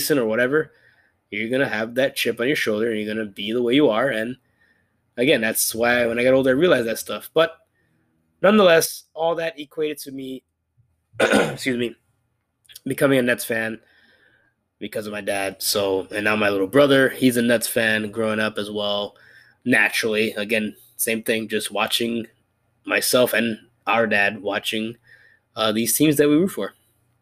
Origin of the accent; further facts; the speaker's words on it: New York, United States; moved away; growing up in New York, when I last lived there many years ago